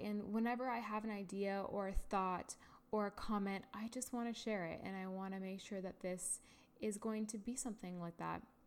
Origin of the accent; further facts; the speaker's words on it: Ontario, Canada; I am from Canada, Ontario, and I've been living here my entire life.